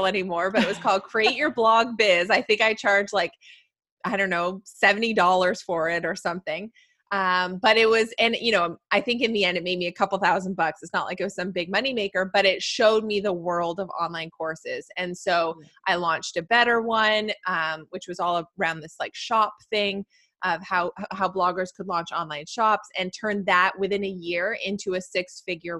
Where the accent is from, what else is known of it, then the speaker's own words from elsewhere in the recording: Canada; I'm in Canada and Canadians love to like find out that I'm Canadian